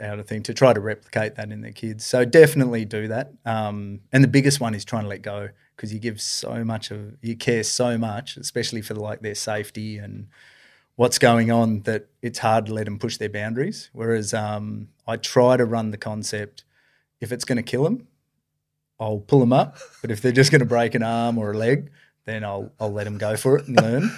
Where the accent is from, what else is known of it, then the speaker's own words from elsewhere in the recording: Esperance, Western Australia, Australia; I was born and raised down in Esperance there.